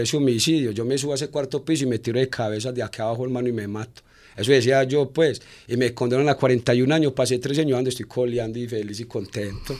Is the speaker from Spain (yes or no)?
no; Medellín, Antioquia, Colombia; yo era de aquí en Medellín